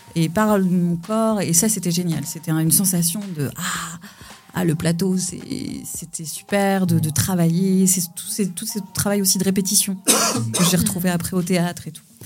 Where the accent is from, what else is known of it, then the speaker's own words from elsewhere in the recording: Pessac, Nouvelle-Aquitaine, France; now in Conflans-Sainte-Honorine, France; je suis née en région bordelaise à Pessac